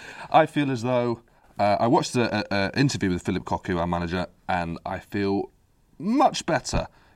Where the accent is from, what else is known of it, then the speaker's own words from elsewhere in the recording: Derby, East Midlands, United Kingdom; I'm from Derby.